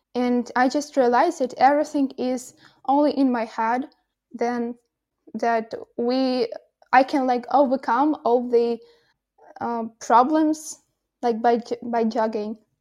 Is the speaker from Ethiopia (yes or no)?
no; Kolomyia, Ivano-Frankivsk Oblast, Ukraine; English is a second language; moved away as an adult; now in Kyiv, Ukraine; I'm at my hometown. It's Kolomoye, Ivano Frankisk, uh, region